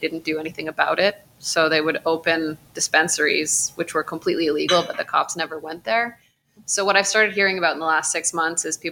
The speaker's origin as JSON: {"language": "English", "town": "Ottawa", "region": "Ontario", "country": "Canada", "tie": "born or raised there", "moved": "yes", "lives_now": "Vancouver, Canada", "said": "I grew up in Ottawa, but my parents are from South Africa."}